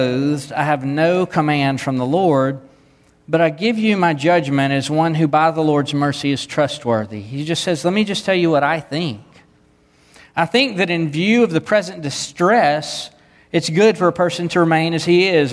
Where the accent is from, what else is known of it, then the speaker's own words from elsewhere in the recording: the Bible Belt, United States; I grew up in the Bible Belt. I minister in the Bible Belt